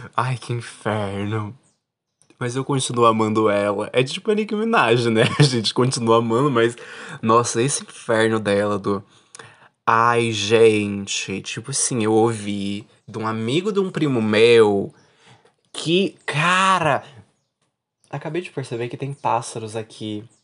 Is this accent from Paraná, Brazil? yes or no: yes; Paraná, Brazil; Eu sou do sul, né? Sou do Paraná, não tenho o que fazer, tenho sotaque